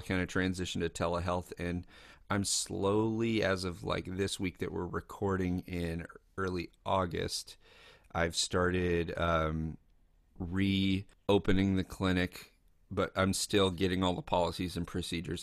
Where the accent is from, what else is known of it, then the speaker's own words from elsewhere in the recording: Lexington, Kentucky, United States; I grew up in Kentucky